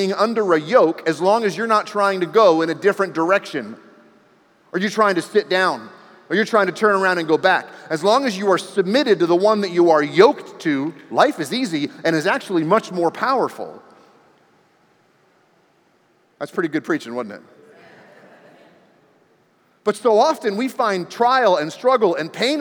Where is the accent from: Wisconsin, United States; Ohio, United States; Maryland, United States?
Maryland, United States; D.C., the Maryland area, United States; also born or lived in New Mexico; now in Texas, United States; I grew up in the Maryland area, right outside of Washington, D.C.